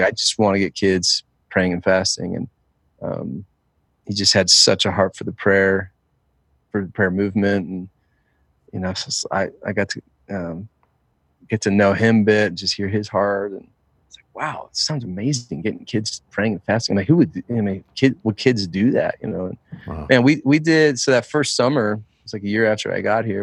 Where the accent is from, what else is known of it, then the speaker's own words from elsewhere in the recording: New Jersey, United States; I grew up in New Jersey. I'm a Jersey boy through and through